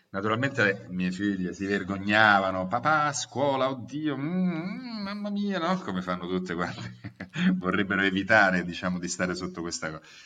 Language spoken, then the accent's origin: Italian; Naples, Campania, Italy; now in Rome, Italy; mi sentivo cives romanus acquisito da napoletano